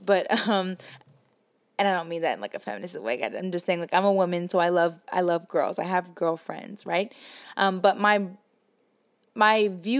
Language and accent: English; the South, United States; accent: Southern; I'm just actually really proud of my Southern accent